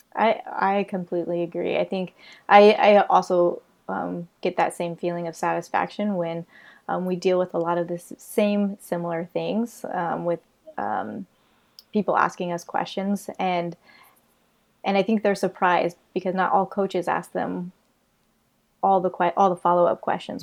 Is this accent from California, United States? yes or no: no; Illinois, United States; moved away as an adult; also born or lived in Tampa, Florida / Colorado; now in Florida, United States; I'm from Illinois